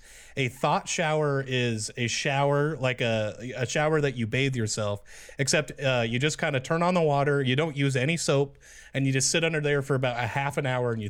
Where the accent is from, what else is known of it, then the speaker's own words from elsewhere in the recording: East Palo Alto, California, United States; Jeremy and I, we're from East Palo Alto, California